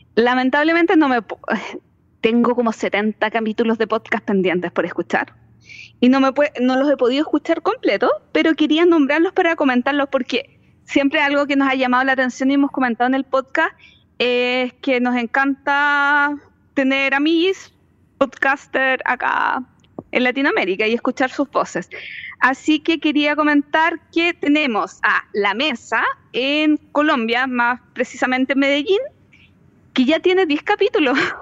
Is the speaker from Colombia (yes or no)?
no; Chile